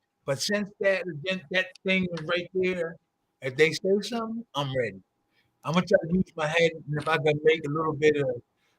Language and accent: English; New Jersey, United States; Yeah, I was born and raised in South